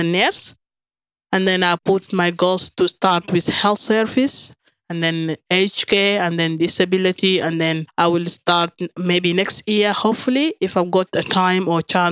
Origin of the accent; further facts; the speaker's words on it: Khartoum, Sudan; English is a second language; moved away as an adult; now in Australia; I'm from Sudan, exactly from Khartoum. I've came to Australia 2013.